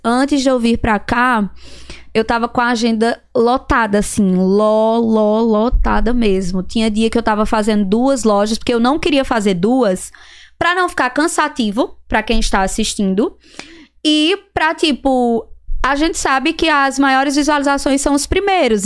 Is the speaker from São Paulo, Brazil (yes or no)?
no; Serra Talhada, Pernambuco, Brazil; moved away as an adult; Serra Talhada, Pernambuco. Serra Talhada. Fica a cinco horas de viagem de Recife